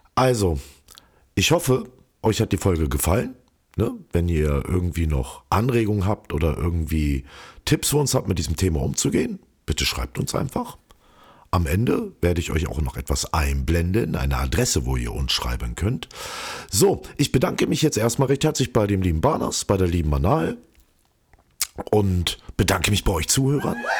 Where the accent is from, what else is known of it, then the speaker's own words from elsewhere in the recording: Hildesheim, Lower Saxony, Germany; moved away as an adult; now in Berlin, Germany; In meiner Heimat Hildesheim